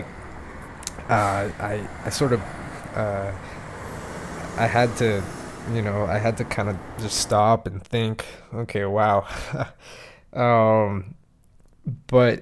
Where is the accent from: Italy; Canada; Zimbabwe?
Canada; also born or lived in Montreal; as a Canadian, as a resident in Canada